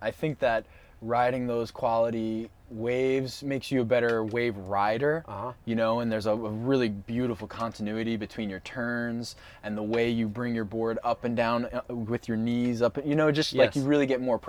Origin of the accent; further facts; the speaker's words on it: Long Island, New York, United States; So I grew up East Coast, Long Island.